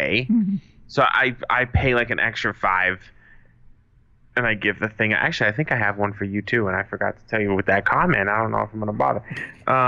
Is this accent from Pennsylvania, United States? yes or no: no; Massachusetts, United States; also born or lived in Los Angeles; now in Arizona, United States; But I've lived in LA, and I'm from Massachusetts.